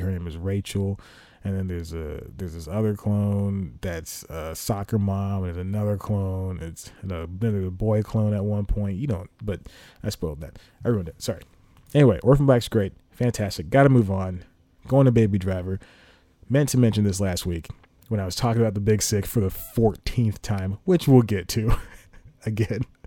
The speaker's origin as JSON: {"language": "English", "country": "United States", "said": "us Americans who would like to act"}